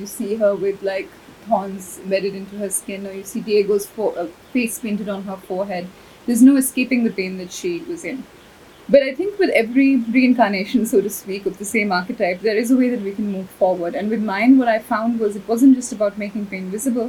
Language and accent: English; India; growing up in India, 13, 14 years old